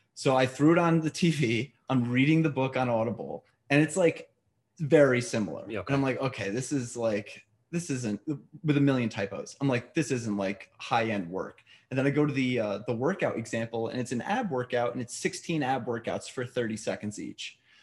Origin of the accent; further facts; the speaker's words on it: New York, United States; I'm a New Yorker. You can't hear to my accent right now